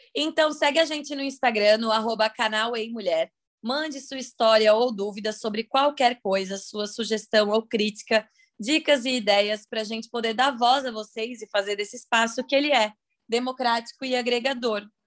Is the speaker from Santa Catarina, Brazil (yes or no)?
yes; Santa Catarina, Brazil; sou de Santa Catarina